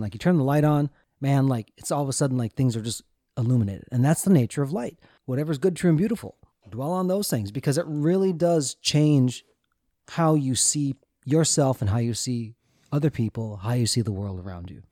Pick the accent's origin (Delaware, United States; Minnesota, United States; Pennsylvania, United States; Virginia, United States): Minnesota, United States; Josh and I grew up in Minnesota, the land of passive aggressiveness